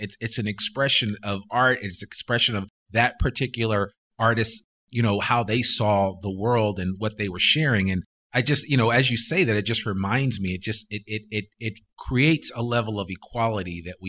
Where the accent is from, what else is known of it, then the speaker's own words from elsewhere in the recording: New Jersey, United States; I grew up in Northern New Jersey